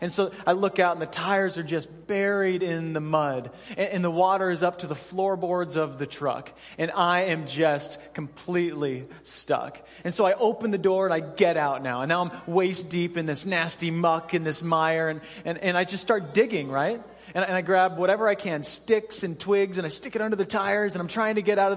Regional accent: Cheyenne, Wyoming, United States; I grew up in Cheyenne, Wyoming, and in the springtime in Cheyenne, it's a lot like Alaska.

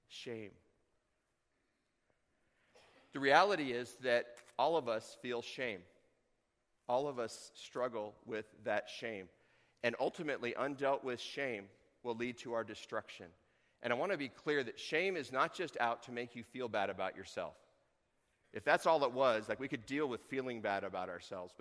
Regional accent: Tucson, Arizona, United States; now in Chugiak, United States; growing up in Tucson, I would speak Spanish, but I didn't

